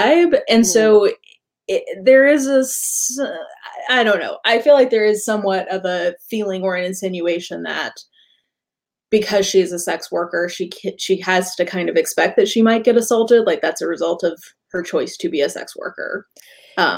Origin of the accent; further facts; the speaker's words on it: the Bible Belt, the South, United States; I grew up in the Bible Belt